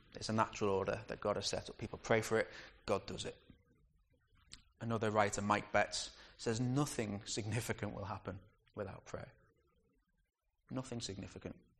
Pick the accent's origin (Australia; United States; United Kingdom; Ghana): United Kingdom; We're too British sometimes